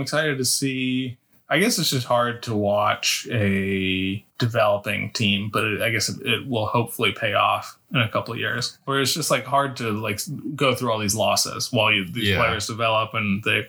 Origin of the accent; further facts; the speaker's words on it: Bronx, New York, United States; I grew up in the Bronx. I love the Yankees.